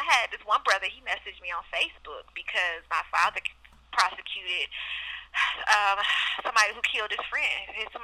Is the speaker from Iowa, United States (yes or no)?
no; Oakland, California, United States; I grew up in Oakland